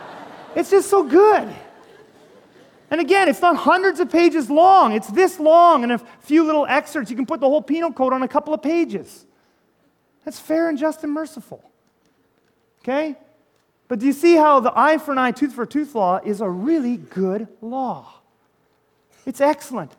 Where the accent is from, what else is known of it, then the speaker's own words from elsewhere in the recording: Canada; I'm Canadian